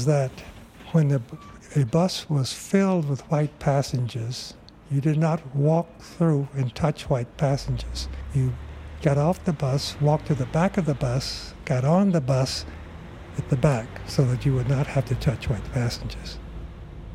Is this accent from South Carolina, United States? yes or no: no; Miami, Florida, United States; moved away; also born or lived in Jacksonville, Florida / Idaho; Originally, I'm from Florida. Born in Jacksonville, reared in both Jacksonville and in Miami. Primarily in the Everglades section, a part outside of Miami